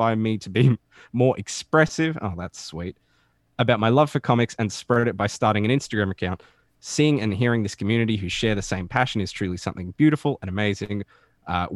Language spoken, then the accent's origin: English; Australia